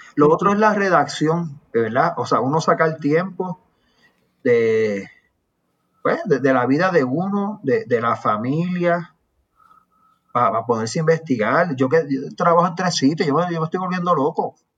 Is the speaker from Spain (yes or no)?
no; Aguadilla, Puerto Rico; now in San Juan, Puerto Rico; yo soy de por allá, yo mantengo relaciones con la gente de mi pueblo